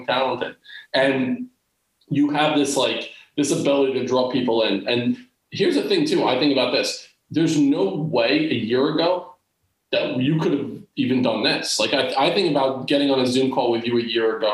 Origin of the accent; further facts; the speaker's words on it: New Jersey, United States; growing up in Central Jersey